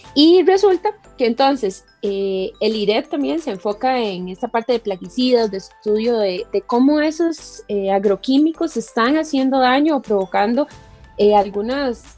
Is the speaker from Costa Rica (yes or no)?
yes; Heredia, Costa Rica; soy herediana de pura cepa, como dicen por ahí, ¿verdad? Sí. Porque nací en Heredia, crecí aquí, estudié en Heredia